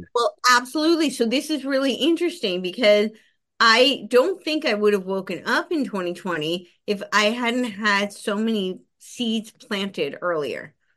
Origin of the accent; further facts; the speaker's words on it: New Jersey, United States; moved away; also born or lived in Los Angeles; I grew up right outside New York City. So it was very close to the George Washington Bridge